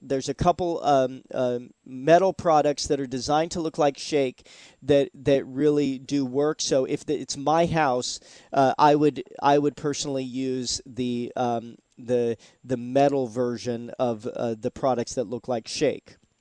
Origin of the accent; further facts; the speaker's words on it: Seattle, Washington, United States; now in Florida, United States; I'm originally from Seattle, Washington, and we had Woodshake roofs. In fact, the very first roof I ever put on when I was 12 years old was a Woodshake roof.